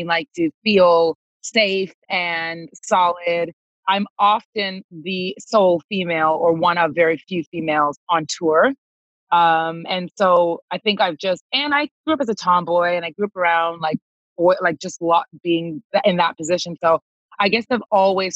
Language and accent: English; Toronto, Ontario, Canada; moved away as an adult; also born or lived in Los Angeles / London; I was born and raised in Toronto. Yeah. And so I left Toronto when I was 20 years old